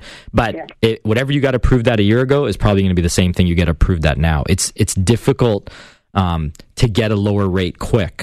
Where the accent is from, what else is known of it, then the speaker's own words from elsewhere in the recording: Hamilton, Ontario, Canada; Hamilton, my hometown